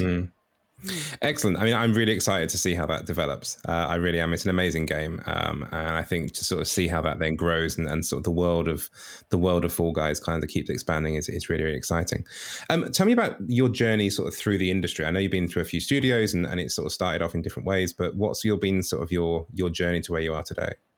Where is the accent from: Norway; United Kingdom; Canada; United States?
United Kingdom